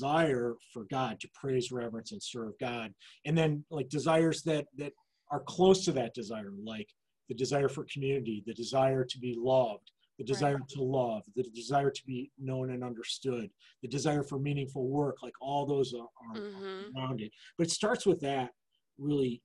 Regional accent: East Lansing, Michigan, United States; growing up in East Lansing, we had access to the university facility

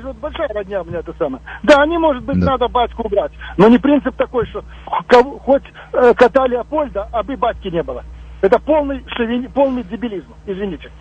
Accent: Minsk, Belarus; moved away; я сам из Минска

